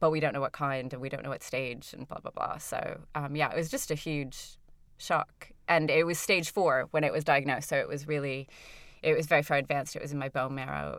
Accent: Toronto, Ontario, Canada; moved away as an adult; now in United Kingdom; I'm from Toronto, but I'm Welsh Canadian.

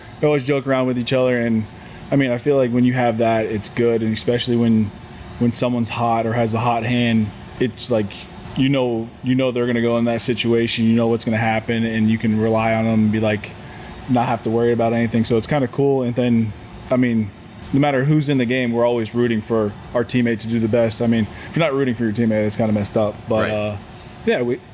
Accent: Ohio, United States; I grew up in Ohio

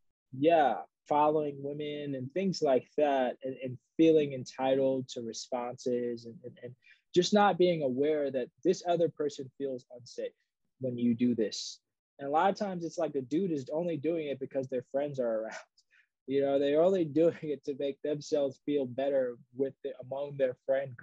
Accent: New York City, New York, United States; I grew up in the Bronx

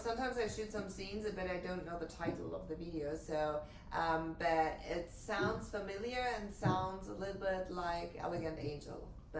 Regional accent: Germany; moved away as an adult; I grew up in Germany, live here for almost, like, 5 years

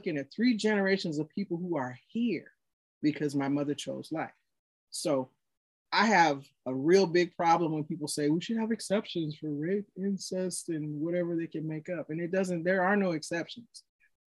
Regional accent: Chattanooga, Tennessee, United States; moved away; I'm actually originally from Chattanooga, Tennessee.

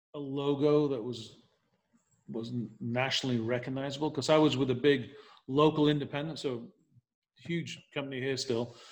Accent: Leeds, Yorkshire and the Humber, United Kingdom; moved away as an adult; now in Nashville, United States; I'm from England, from Leeds. And um, long story short, as I m- moved to America in 1990

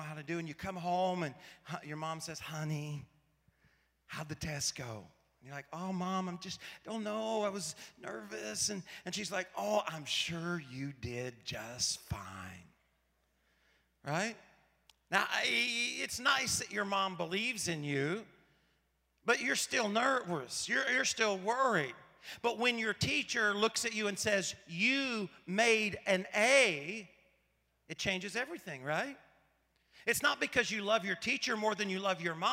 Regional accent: Paragould, Arkansas, United States; I grew up in Paragould, Arkansas, a town of about 15,000 people

